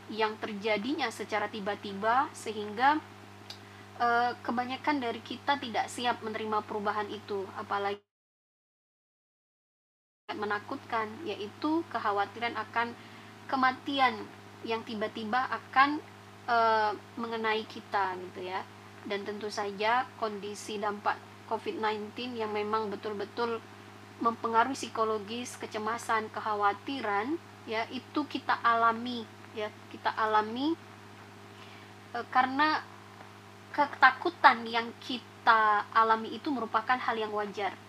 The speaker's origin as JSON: {"language": "Indonesian", "town": "Palembang", "region": "South Sumatra", "country": "Indonesia", "lives_now": "Malang, Indonesia", "said": "Namun, asli saya berasal dari Sumatera Selatan, tepatnya di kota MPMP."}